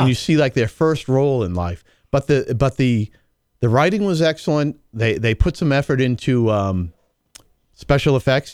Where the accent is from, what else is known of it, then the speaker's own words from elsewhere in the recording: New England, United States; I'm from New England.